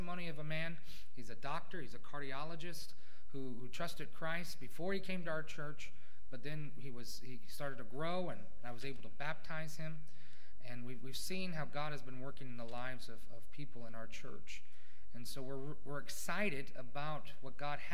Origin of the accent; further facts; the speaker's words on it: United States; moved away as an adult; now in Neutraubling, Germany; I'm from America